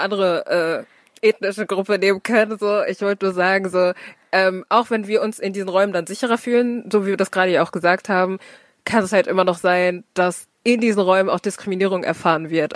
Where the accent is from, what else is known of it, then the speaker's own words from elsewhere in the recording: Herne, North Rhine-Westphalia, Germany; Ich bin born and raised in fucking Herne, ähm, hab fast nur Nordrhein-Westfalen gesehen